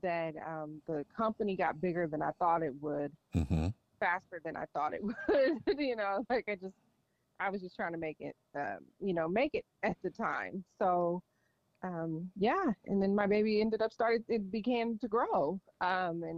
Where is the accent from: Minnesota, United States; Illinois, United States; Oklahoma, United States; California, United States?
California, United States; Los Angeles; moved away as an adult; now in San Diego, United States; I'm actually from Los Angeles